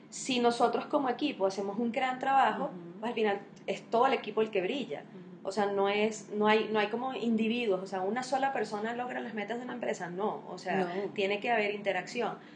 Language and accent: Spanish; Venezuela; ni sabe que yo soy de Venezuela y que no soy de Colombia